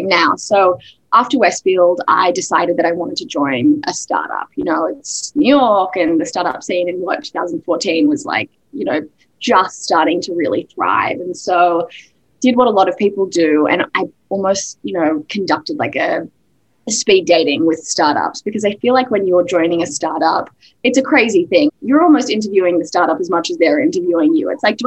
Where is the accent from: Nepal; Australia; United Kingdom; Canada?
Australia; Sydney, New South Wales; moved away as an adult; now in United States; I am Australian originally. I've been in the US for 8 years and still, you know, really holding on to my accent, but grew up in Sydney